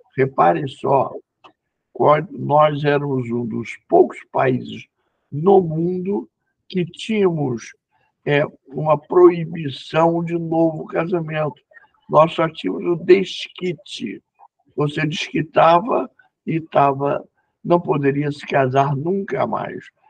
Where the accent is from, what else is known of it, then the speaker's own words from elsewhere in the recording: Rio de Janeiro, Brazil; a família de mãe é paulista, e eu sou carioca